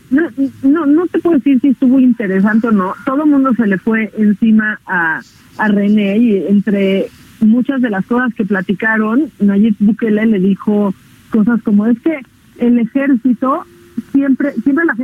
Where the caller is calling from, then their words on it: Naucalpan, State of Mexico, Mexico; de Naucalpa.